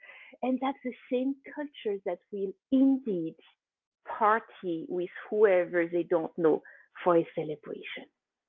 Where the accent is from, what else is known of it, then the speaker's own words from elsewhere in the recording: Switzerland; moved away as an adult; now in San Diego, United States; I was born and raised in Switzerland as of 1978, like a little bit later.